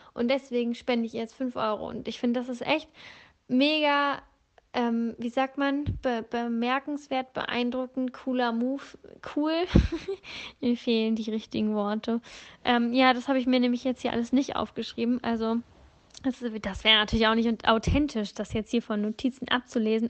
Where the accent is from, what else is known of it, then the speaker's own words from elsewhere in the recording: Northern Germany, Germany; moved away; also born or lived in Bavaria; ursprünglich komme ich aus Norddeutschland